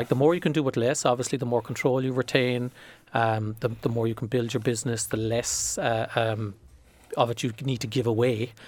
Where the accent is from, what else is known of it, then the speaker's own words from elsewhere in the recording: Ireland; as an Irish person